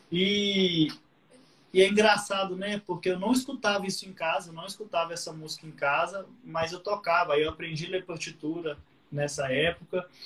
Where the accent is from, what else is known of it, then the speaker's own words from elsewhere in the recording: Patos de Minas, Minas Gerais, Brazil; eu sou de Patos de Minas, que é uma cidade do interior de Minas, né? Terra do milho, tem, famosa lá pelas pamonhas.